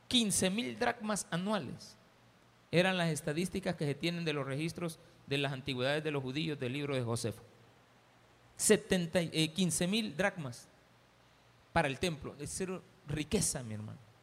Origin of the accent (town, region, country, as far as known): El Salvador